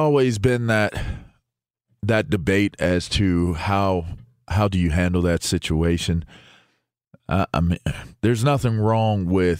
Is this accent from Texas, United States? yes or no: no; Pittsburgh, Pennsylvania, United States; I grew up in Pittsburgh